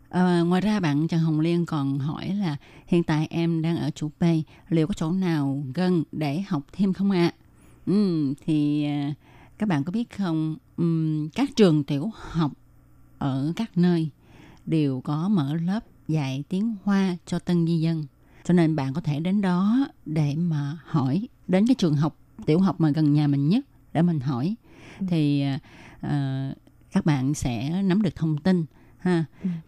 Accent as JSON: {"language": "Vietnamese", "country": "Vietnam", "moved": "yes", "lives_now": "Taiwan", "said": "À, mình thì ở Việt Nam mình đã học rồi. À, cho nên ờ, qua đây á, qua đây thì uh, như các bạn biết là ở Việt Nam ha"}